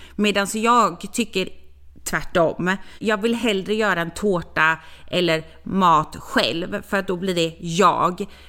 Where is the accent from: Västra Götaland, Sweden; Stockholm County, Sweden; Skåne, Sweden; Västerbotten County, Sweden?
Västra Götaland, Sweden; Gothenburg; jag är från Göteborg